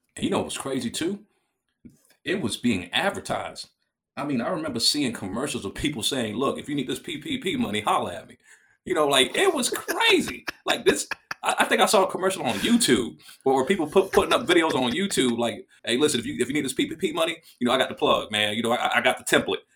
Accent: United States; as an American

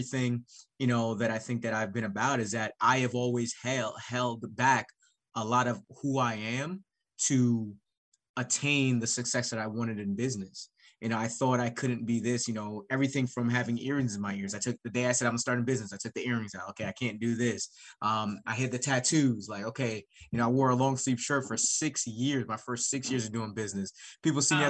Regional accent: Jamaica; now in Cleveland, United States; being a Jamaican immigrant

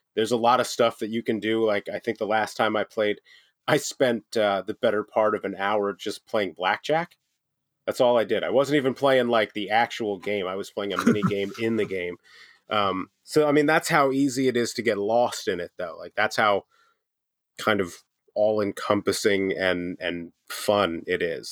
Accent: United States; as an American

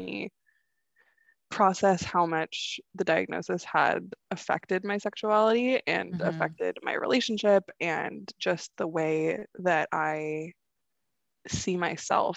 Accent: California, United States; I'm from California

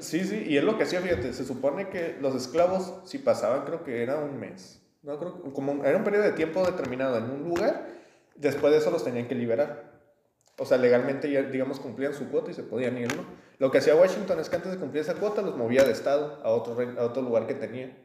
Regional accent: Mexico; Somos más mitad españoles

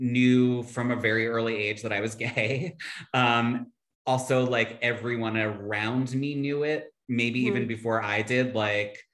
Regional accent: Philadelphia, Pennsylvania, United States; moved away as an adult; I grew up in Philly, Center City, right by South Street

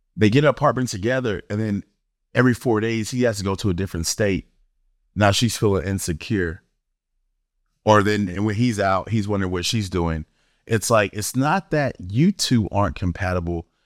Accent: Florida, United States; moved away; I'm from Florida, East Coast, nineties

